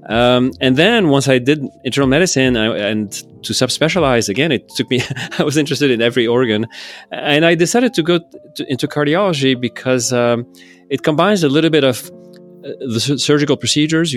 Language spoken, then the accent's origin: English; Lebanon; moved away as an adult; also born or lived in Texas, United States; now in San Francisco, United States; I'm originally from Lebanon. Mm-hmm. That's my country of origin. But I did move to Texas when I was, to go to college, actually, when I turned 18.